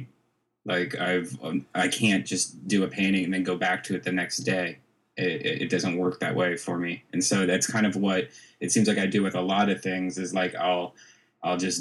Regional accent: Dublin, Ohio, United States; I actually grew up in Dublin, Ohio

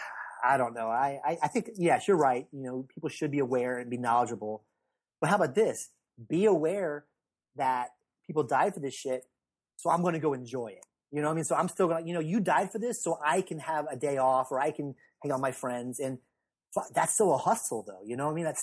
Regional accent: the South, United States; growing up in the South, my mom being very religious

